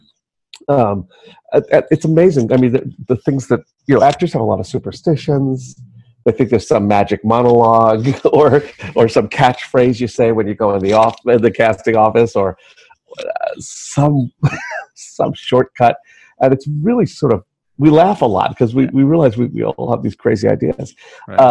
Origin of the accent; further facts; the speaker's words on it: New York City, New York, United States; I was born and raised in New York City.